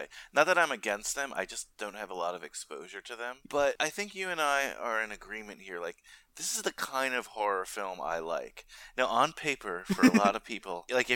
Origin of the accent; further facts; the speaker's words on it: Old Tappan, New Jersey, United States; I'm from Altapan